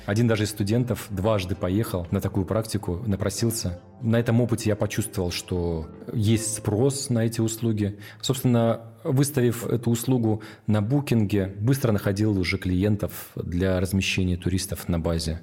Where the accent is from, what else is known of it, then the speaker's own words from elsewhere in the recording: Petropavlovsk-Kamchatsky, Kamchatka Krai, Russia; Я родился в Петропавловске-Камчатском в 1982 году